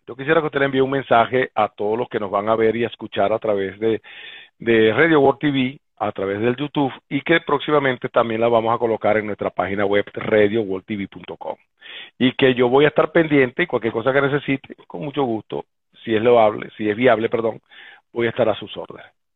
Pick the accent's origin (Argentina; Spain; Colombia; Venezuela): Venezuela; como venezolano